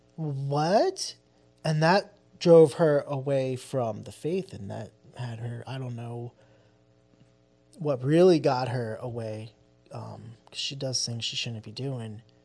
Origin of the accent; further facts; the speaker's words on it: New Jersey, United States; also born or lived in Philadelphia; we're from Jersey, right across the street from Philly